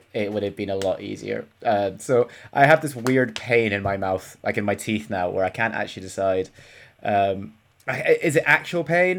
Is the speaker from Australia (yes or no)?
no; Scotland, United Kingdom; It's because I'm Scottish and you assume that I don't know what football is.